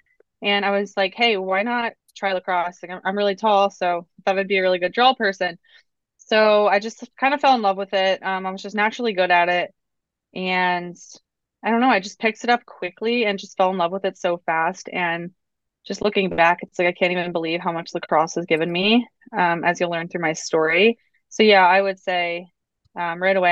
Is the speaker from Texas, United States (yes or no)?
no; Lancaster County, Pennsylvania, United States; I grew up in Lancaster County, Pennsylvania, so Amish country